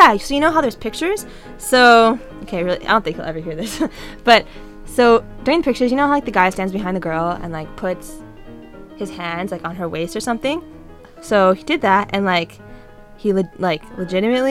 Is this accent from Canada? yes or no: yes; Canada; moved away; also born or lived in California; I'm Canadian, but like no one knew that because I was in California